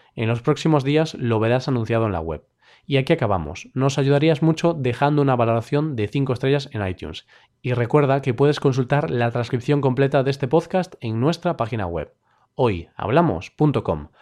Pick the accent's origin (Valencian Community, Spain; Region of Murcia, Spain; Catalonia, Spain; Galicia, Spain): Galicia, Spain; Vigo; Celta de Vigo, el equipo de mi ciudad